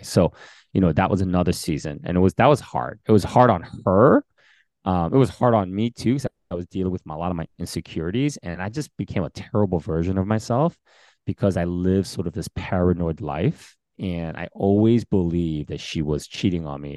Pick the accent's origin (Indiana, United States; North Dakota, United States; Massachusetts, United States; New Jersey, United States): New Jersey, United States; Bergen County; also born or lived in Queens, New York; growing up in Bergen County